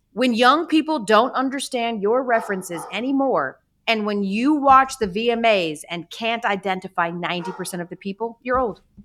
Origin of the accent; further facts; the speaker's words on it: Atlanta, Georgia, United States; I'm from Atlanta